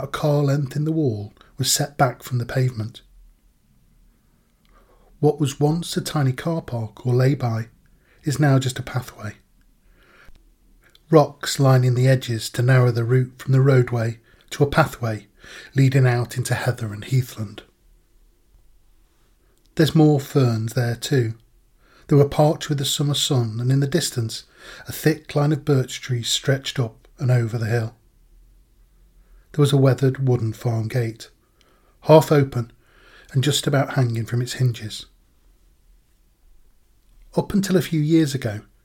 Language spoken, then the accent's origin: English; Manchester, North West England, United Kingdom; Growing up in Manchester